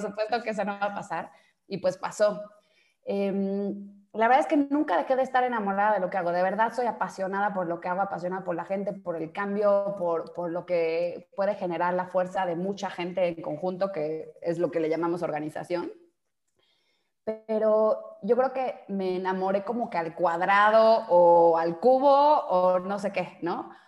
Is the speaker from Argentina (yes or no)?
no; Mexico; also born or lived in Brazil; soy mexicana